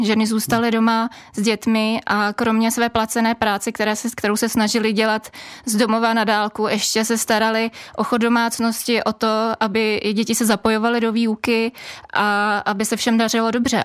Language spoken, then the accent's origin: Czech; Bohemia, Czechia; A u nás v Čechách